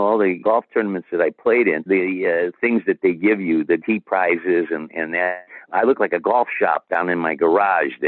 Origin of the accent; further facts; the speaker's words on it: Toledo, Ohio, United States; I hosted a LPGA tournament for over 30 years in my hometown of Toledo, Ohio